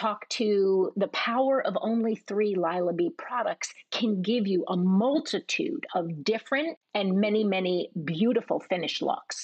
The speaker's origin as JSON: {"language": "English", "region": "East Coast", "country": "United States", "tie": "born or raised there", "also_born_or_lived": "Manhattan", "said": "I was raised on the East Coast and spent a lot of time in Manhattan as a child"}